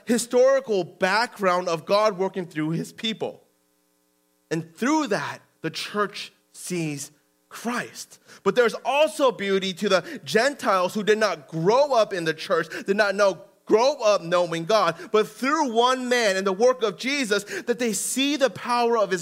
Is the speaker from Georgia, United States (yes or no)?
no; Denver, Colorado, United States; also born or lived in Aurora, Colorado; Back in the day in Denver and growing up in Denver, and at home, they would be Korean